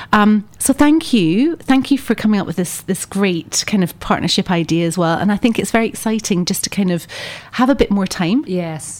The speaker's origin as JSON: {"language": "English", "town": "Edinburgh", "region": "Scotland", "country": "United Kingdom", "tie": "born or raised there", "moved": "yes", "said": "coming from Scotland, I'm from Edinburgh, um, originally born and bred"}